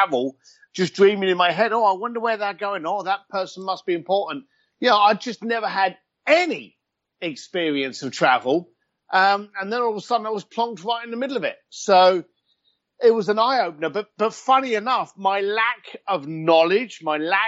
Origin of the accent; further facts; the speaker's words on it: London, United Kingdom; moved away as an adult; also born or lived in Hong Kong; now in Los Angeles, United States; I'm a bricklayer from East London that's traveled